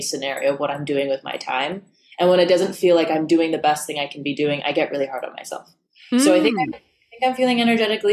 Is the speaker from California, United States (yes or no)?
no; New York, United States; also born or lived in Los Angeles; I grew up in New York, but my dad ended up getting a job